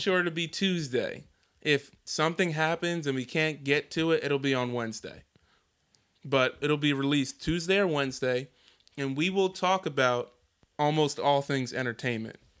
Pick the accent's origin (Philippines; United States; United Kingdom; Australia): United States; Philadelphia, Pennsylvania; also born or lived in New Jersey; now in Houston, United States; I'm from Philadelphia and New Jersey